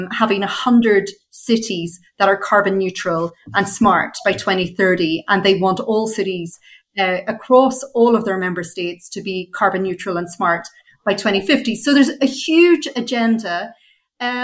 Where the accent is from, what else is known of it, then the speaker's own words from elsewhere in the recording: Northern Ireland, United Kingdom; I grew up in Northern Ireland